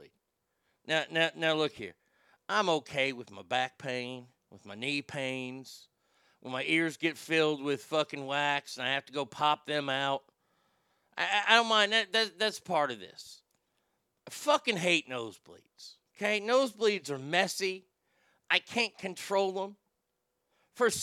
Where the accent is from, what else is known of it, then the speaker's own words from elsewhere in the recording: Texas, United States; I'm a Texan